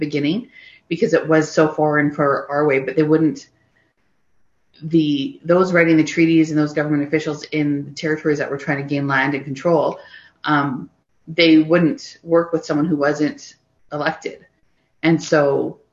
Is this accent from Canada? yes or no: yes; Canada